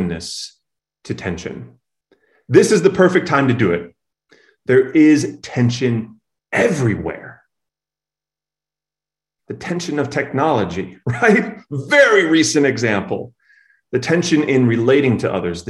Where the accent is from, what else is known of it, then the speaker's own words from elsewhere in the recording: Chicago, Illinois, United States; being a Chicagoan, right? It's in my blood, generations deep.